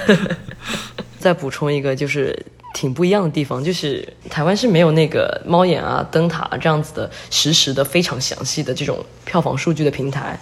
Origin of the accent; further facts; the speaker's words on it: China; moved away as an adult; now in Taiwan; 我作为一个大陆人